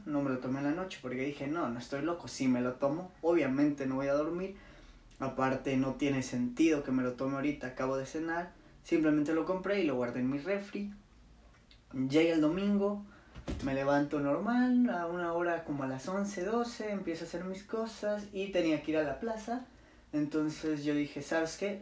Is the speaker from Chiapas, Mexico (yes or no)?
yes; Chiapas, Mexico; moved away as an adult; now in Mérida, Mexico; yo soy de Chiapas, pero no estudio en Chiapas, estudio en Mérida